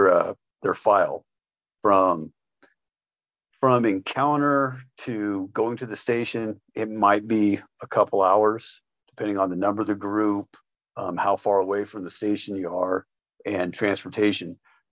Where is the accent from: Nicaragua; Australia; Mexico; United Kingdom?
Mexico; Say that I'm racist, because, well, I'm from Mexico too.